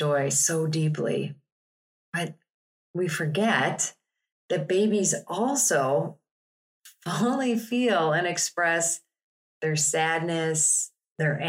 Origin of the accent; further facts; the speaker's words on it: Chicago, Illinois, United States; I'm from Chicago.